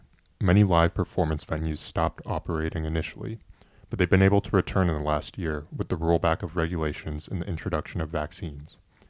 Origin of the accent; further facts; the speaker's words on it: Seattle, Washington, United States; now in Missouri, United States; we do not get this type of weather in Seattle